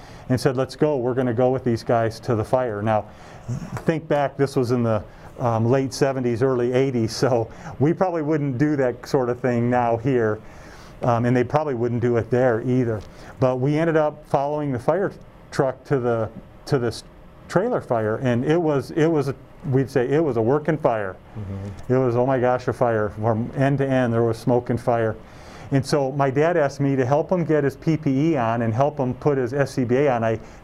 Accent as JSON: {"language": "English", "town": "Detroit", "region": "Michigan", "country": "United States", "tie": "born or raised there", "also_born_or_lived": "Casper, Wyoming", "moved": "yes", "lives_now": "Colorado Springs, United States", "said": "I was born at William Beaumont Hospital in Royal Oak, Michigan, which is suburban Detroit. And then I was raised in the Rochester and Troy neighborhoods"}